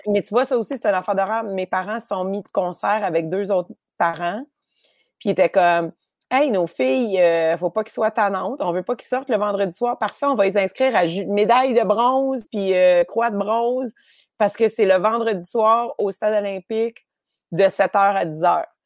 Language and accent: French; Montreal, Quebec, Canada; J'ai grandi à Rosemont.